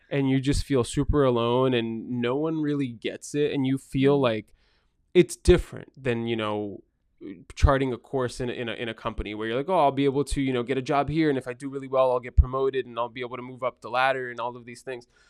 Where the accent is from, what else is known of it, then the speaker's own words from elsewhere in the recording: Framingham, Massachusetts, United States; also born or lived in Brazil; now in Marlborough, United States; grew up in Framingham, lived in Marlborough now for a really long time